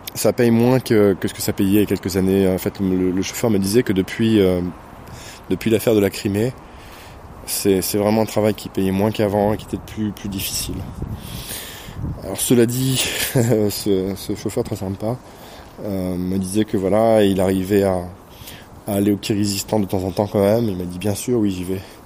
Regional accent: France; now in Moscow, Russia; j'étais français dès le départ

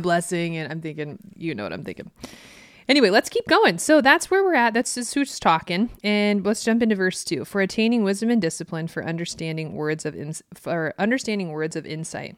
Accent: Midwest, United States; I grew up in the Midwest where there's a two-lane road

